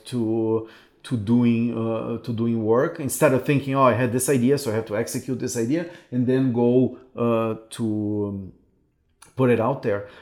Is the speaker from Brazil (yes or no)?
yes; Brazil; moved away as an adult; also born or lived in Canada; a city that I left because I thought there were no opportunities here